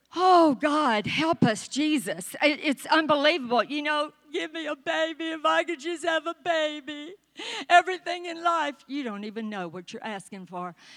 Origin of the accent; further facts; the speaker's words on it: the South, United States; accent: southern; my southern accent